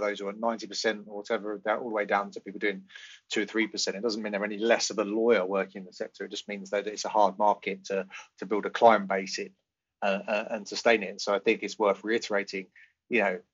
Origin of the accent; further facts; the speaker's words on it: United Kingdom; being a white UK, used to be European, sadly not anymore